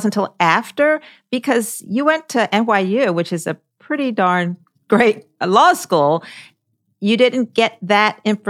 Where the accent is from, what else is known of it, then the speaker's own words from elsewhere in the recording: Baltimore, Maryland, United States; I grew up in Baltimore